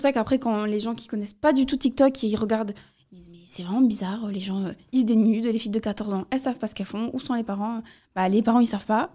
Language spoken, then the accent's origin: French; southern France, France; je viens du Sud